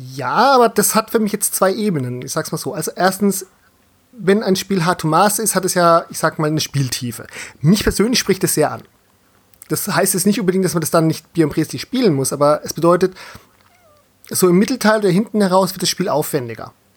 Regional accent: Southern Germany, Germany; als gebürtiger Süddeutscher

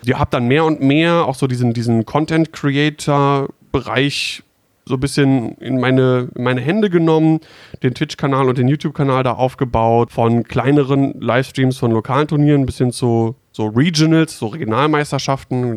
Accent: Düsseldorf, North Rhine-Westphalia, Germany; moved away as an adult; now in Hanover, Germany; komme ursprünglich aus dem schönen Rheinland, aus Düsseldorf genauer gesagt, und seit jetzt, glaube ich, neun Jahren äh, aber schon in bzw. in der Nähe von Hannover

